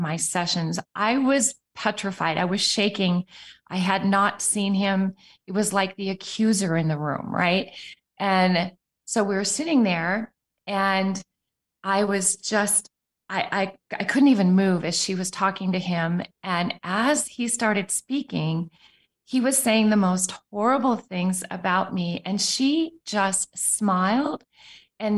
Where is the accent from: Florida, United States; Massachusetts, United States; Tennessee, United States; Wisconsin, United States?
Wisconsin, United States; Appleton; also born or lived in Arizona / Sweden; I grew up in Appleton, Wisconsin, where Green Bay, Wisconsin is a suburb.